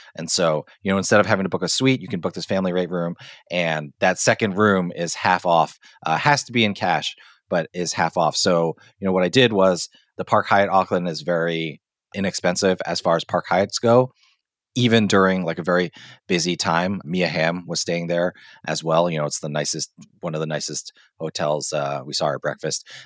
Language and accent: English; Hong Kong; moved away; growing up in Hong Kong